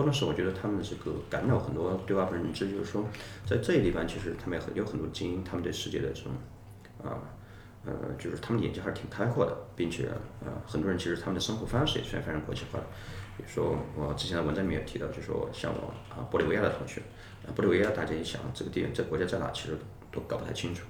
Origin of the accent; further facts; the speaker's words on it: rural Hubei, China; moved away as an adult; now in India; 我本身就是一个在，呃，湖北农村的出生的一个小孩儿